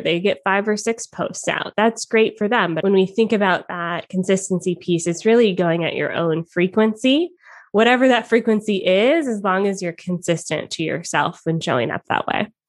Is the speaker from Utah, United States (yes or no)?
no; Atlanta, Georgia, United States; moved away as an adult; also born or lived in Toronto, Canada; now in Canada; I lived in Atlanta, Georgia. He lived in Toronto, Canada. So we did long distance for a little bit, then we fell in love, we got married, and I moved from my hometown to live with him in Canada